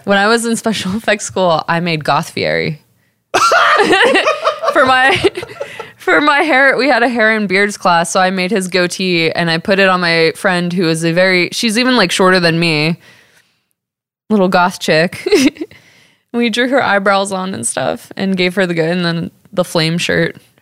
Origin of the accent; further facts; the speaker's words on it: Texas, United States; accent: Texas; I'm from Texas